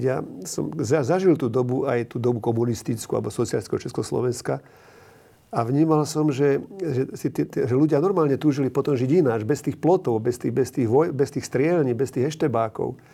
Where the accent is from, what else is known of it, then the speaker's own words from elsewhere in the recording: Slovakia; My sme Slováci taký, taký chorý národ svojím spôsobom